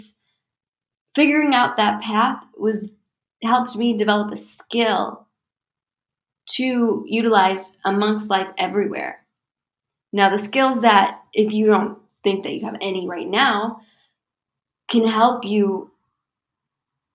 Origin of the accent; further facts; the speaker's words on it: United States; I'm American